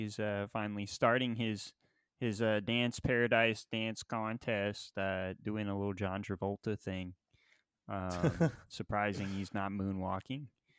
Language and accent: English; Florida, United States; Yeah, I'm from Florida.